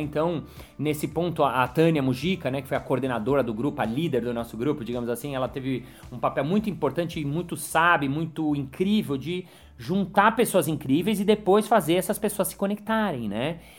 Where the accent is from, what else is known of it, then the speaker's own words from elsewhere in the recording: São Paulo, Brazil; eu nasci em São Paulo, eu nasci em prédio, eu sou mega urbano